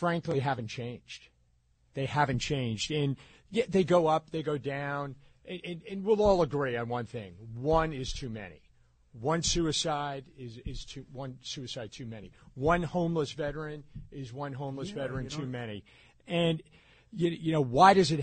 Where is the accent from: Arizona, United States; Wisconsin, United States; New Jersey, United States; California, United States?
New Jersey, United States; I grew up in North Jersey